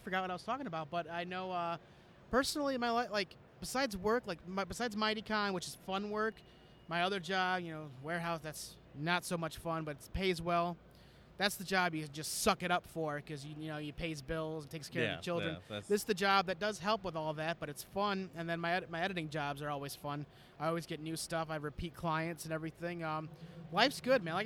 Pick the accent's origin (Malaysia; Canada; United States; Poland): Canada; I'm Canadian.